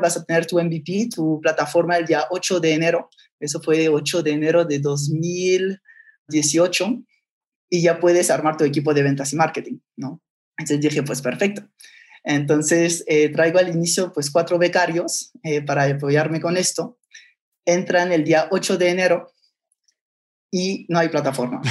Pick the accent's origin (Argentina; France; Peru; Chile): France; moved away as an adult; also born or lived in Barcelona, Spain; now in Mexico; Nací en Barcelona, papá catalán y mamá francesa. Entonces, eh, a los tres años se separan mis papás, entonces me voy de Barcelona a Francia y ahí es donde eh, crecí casi toda mi vida